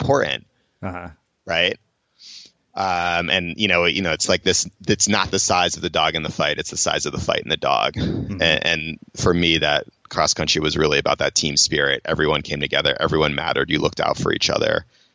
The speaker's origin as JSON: {"language": "English", "town": "Cambridge", "region": "Massachusetts", "country": "United States", "tie": "born or raised there", "said": "I grew up in Cambridge, Massachusetts, in Boston."}